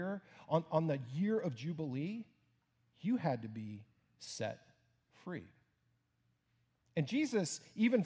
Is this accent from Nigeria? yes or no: no; Houston, Texas, United States; moved away; my home church in my hometown of Houston